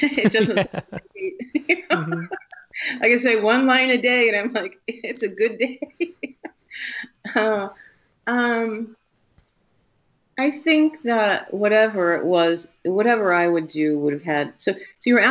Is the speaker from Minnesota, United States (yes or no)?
no; Tucson, Arizona, United States; also born or lived in Europe / Las Vegas; now in Colorado, United States; I grew up in Tucson when Tucson was kind of a small town